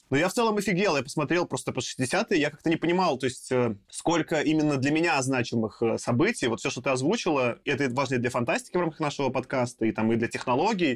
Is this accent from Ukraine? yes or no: no; Minsk, Belarus; я родился в Минске, Беларуси